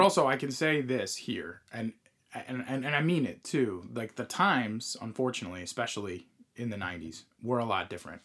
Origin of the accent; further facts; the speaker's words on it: Long Island, New York, United States; we we grew up on Long Island